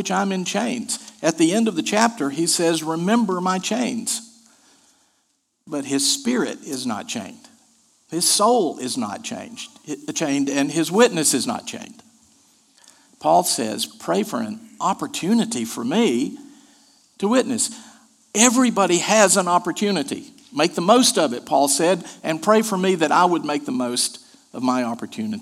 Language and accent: English; Asheville, North Carolina, United States; The church I grew up in Asheville, North Carolina